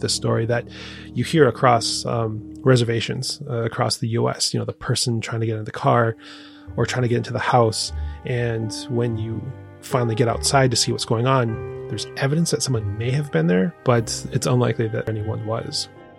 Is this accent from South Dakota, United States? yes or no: yes; Sisseton Wahpeton Oyate, South Dakota, United States; growing up on a reservation, so I grew up in the Sisseton Wahpeton Oyate in South Dakota